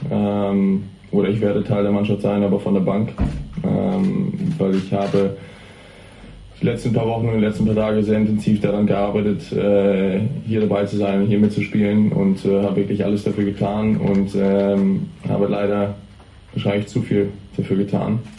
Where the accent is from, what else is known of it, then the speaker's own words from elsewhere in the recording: Hamburg, Germany; da es ja auch nicht nur in Deutschland ist, sondern wirklich in meiner Heimatstadt, wollte ich natürlich unbedingt hier dabei sein.